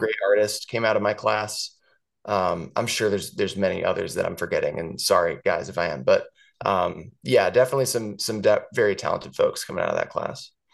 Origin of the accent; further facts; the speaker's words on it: St. Louis, Missouri, United States; moved away; growing up in Saint Louis, I lived in the same house my whole life